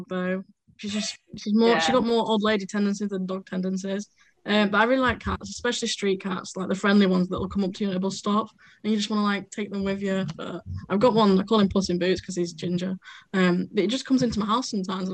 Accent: Sheffield, Yorkshire and the Humber, United Kingdom; I'm from Sheffield. I've lived in Sheffield all my life.

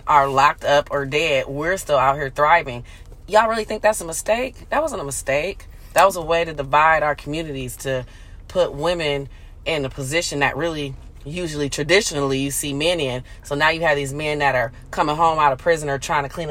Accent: Battle Creek, Michigan, United States; my hometown, Battle Creek, Michigan

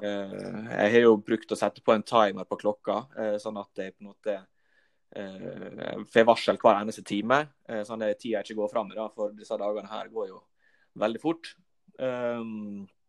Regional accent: Volda, Møre og Romsdal, Norway; Jeg er fra Volda

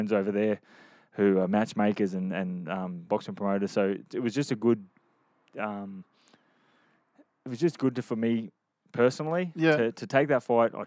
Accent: Queensland, Australia; I come from Queensland, Australia

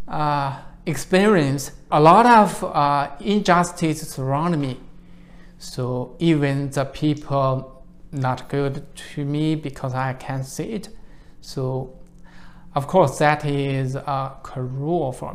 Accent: Shandong, China; English is a second language; moved away as an adult; now in United States; I was born in China in a poor village in Shandong province

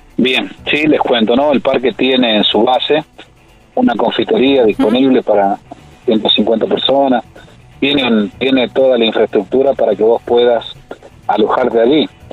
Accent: Valle Fértil, San Juan, Argentina; yo soy de Valle Fértil

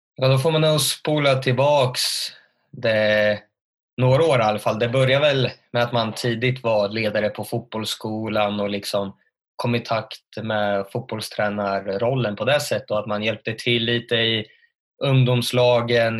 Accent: Örebro, Örebro County, Sweden; född och uppvuxen i Örebro

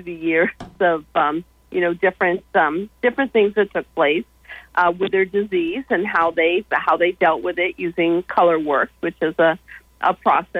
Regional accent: Brooksondale, New York, United States; now in Georgia, United States; my hometown of Brooksondale, New York

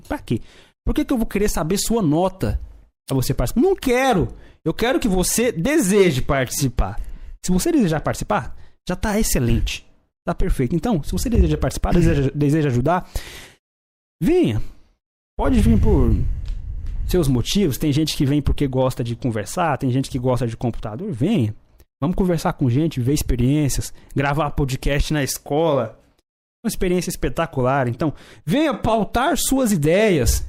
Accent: Brazil; eu sou brasileiro

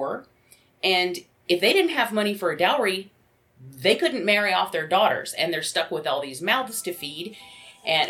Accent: Georgia, United States; now in Michigan, United States; I grew up in Georgia

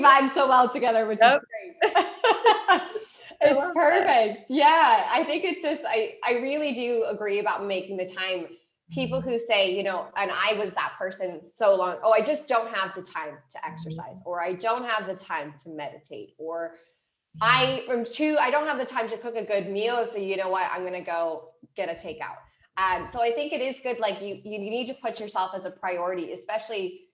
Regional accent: Cleveland, Ohio, United States; moved away as an adult; also born or lived in San Diego, California; I am from Cleveland, Ohio, and after I graduated from my undergrad, I decided to move to California.

